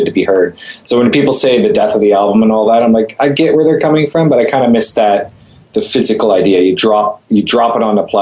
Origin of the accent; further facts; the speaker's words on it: Canada; I am Canadian